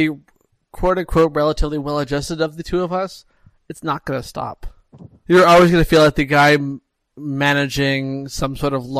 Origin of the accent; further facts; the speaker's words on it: Montreal, Quebec, Canada; I'm from Montreal, which is a city well known for its food, that loves its food and cares about food a lot.